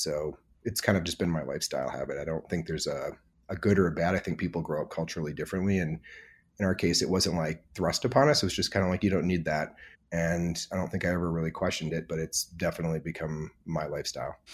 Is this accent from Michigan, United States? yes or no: yes; Michigan, United States; now in Emeryville, United States; I grew up in Michigan in the Midwest